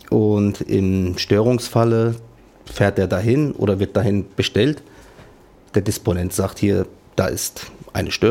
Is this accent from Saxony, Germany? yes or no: no; Offenbach, Hesse, Germany; Und die Linie war kurz und das war halt die andere Uferseite, wo meine Heimat ist.